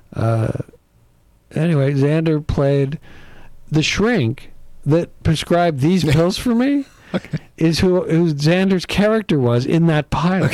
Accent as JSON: {"language": "English", "region": "East Coast", "country": "United States", "tie": "born or raised there", "also_born_or_lived": "Midwest", "said": "grew up back east on the East Coast."}